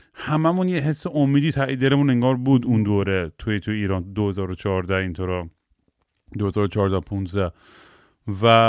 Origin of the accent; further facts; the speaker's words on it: United States; من تو آمریکا بزرگ شدم